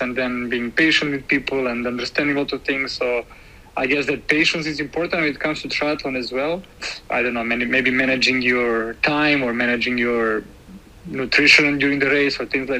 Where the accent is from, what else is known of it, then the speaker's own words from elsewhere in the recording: Serbia; moved away as an adult; now in Berlin, Germany; I'm coming from Serbia, and I live in Berlin since 6.5 years ago